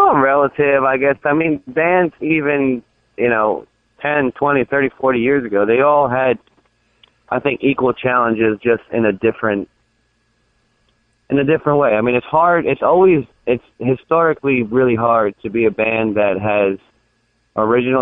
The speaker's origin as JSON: {"language": "English", "town": "New York City", "region": "New York", "country": "United States", "tie": "born or raised there", "said": "I'm from New York City, that's where I grew up"}